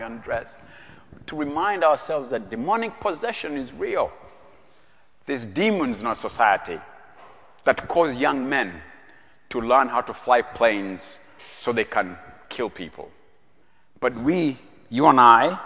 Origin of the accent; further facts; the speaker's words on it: Uganda; moved away as an adult; now in United States; I'm from Uganda, as Jack told you, I was born in Uganda